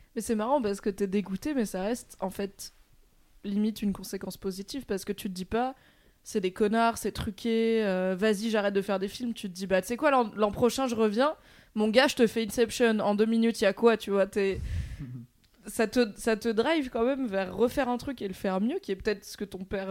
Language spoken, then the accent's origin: French; France; tous les trois, on est aussi de province